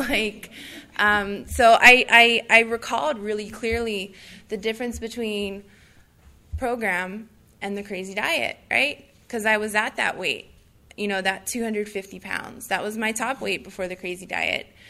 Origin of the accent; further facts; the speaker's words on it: Honolulu, Hawaii, United States; I'm from Honolulu